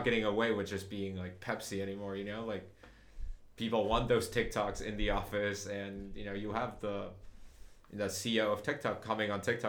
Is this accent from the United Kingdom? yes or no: no; Uruguay; moved away as an adult; now in United States; I grew up in Uruguay, like spent like all of my adolescence, like from 0 to age 19 there